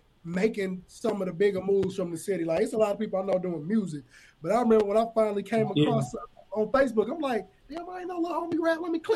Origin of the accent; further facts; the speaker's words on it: Aurora, Illinois, United States; I'm from the town, I'm from Aurora. You can be from this city. A lot of people is here Aurora, and they're like, man, where is that? But I'm like, bro, we're the second biggest city. Just, we so close to Chicago, we trapped under that bubble of West Suburb of Chicago.